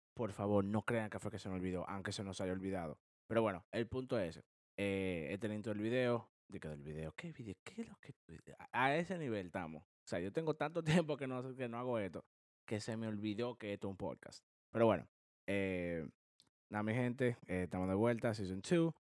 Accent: Dominican Republic; now in United States; nosotros los cuatro. somos dominicanos.

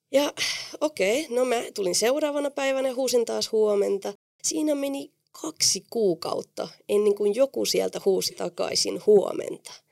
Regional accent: Spain; Finnish is a second language; moved away as an adult; also born or lived in Oulu, Finland; now in Finland; minähän olin lapsena neljä vuotta Suomessa ja minulla oli mahtava kokemus täällä ja perheeni päätti muuttaa takaisin Espanjaan ja tietenkin mä olin silloin 14-vuotias

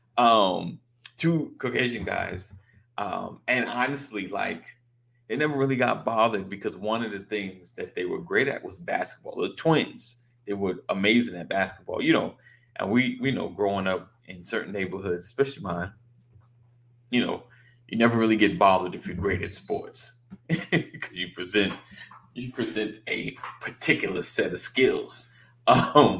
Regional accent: New York, United States; born or raised there

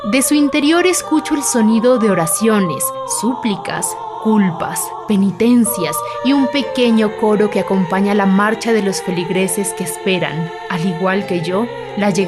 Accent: Bogotá, Colombia; born there; Esta estatua me recuerda a otra similar ubicada en el Palacio de Nariño en mi ciudad natal, Bogotá.

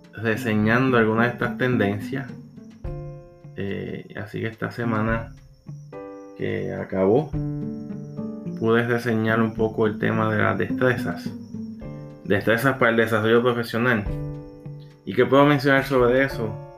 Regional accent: Puerto Rico; soy de Puerto Rico, psicólogo organizacional

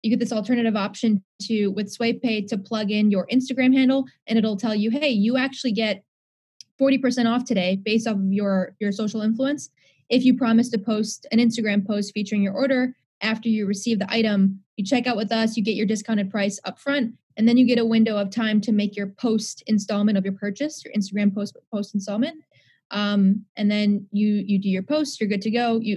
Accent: India; So number one, daughter of two doctors. I'm Indian.

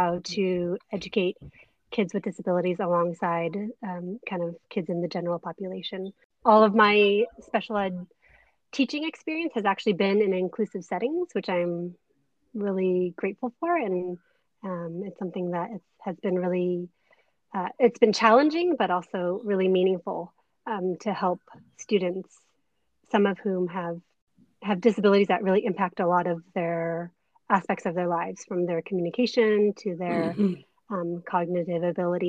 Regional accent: Bay Area, California, United States; also born or lived in Canada; my husband and I both grew up in the Bay Area.

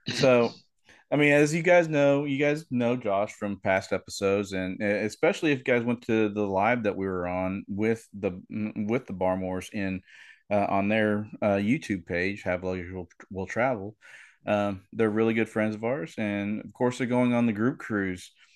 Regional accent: Oklahoma, United States; I'm from Oklahoma where we have tornadoes.

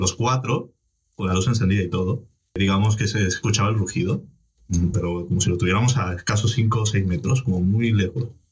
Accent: Argentina; moved away; Yo vengo de Argentina, una zona bastante, eh, con bastante delincuencia y demás

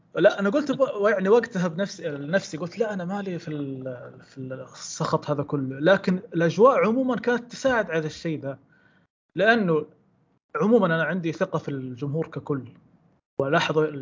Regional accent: Saudi Arabia; نتكلم كسعوديين

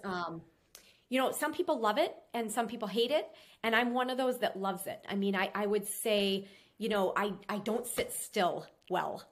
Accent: Minnesota, United States; now in Florida, United States; I'm from Minnesota

